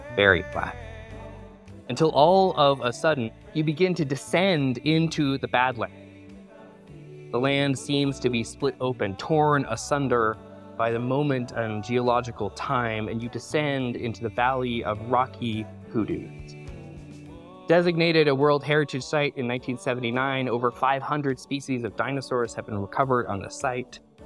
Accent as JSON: {"language": "English", "country": "Canada", "moved": "yes", "said": "my home country of Canada"}